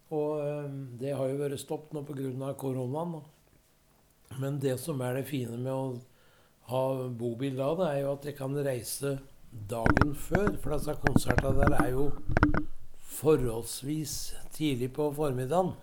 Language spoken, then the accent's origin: Norwegian; Rendalen, Innlandet, Norway; jeg har hatt hytte der i flere år på hjemplassen min. Jeg er jo fra Østerdalen.